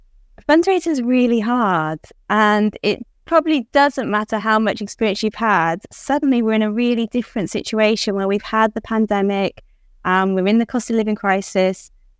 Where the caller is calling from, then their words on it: Banbury, South East England, United Kingdom; I'm in Banbury, so